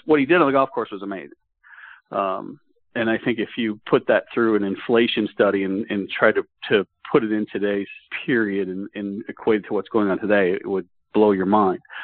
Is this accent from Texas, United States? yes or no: yes; Dallas, Texas, United States; my time growing up in the Dallas area